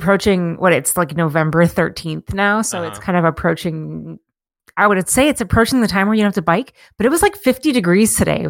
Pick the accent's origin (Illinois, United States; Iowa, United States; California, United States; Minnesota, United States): Minnesota, United States; St. Paul; now in Duluth, United States; So like, you know, I'll still make fun of Minneapolis because I came from St. Paul, but like, mm-hmm. it's not my fight anymore, really.